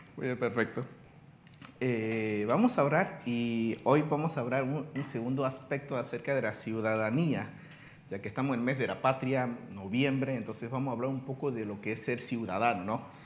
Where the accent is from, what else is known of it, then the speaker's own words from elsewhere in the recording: China; now in Panama; yo soy residente, no ciudadano panameño, porque yo nací en la China